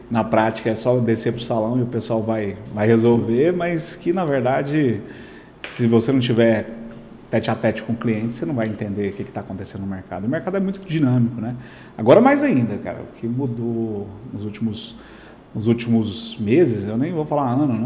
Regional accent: Aruanã, Goiás, Brazil; É, sou aqui do Aruanã, né? Aruanã.

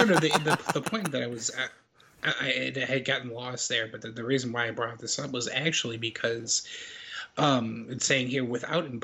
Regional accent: Canada; But I'm like, yeah, but I'm Canadian.

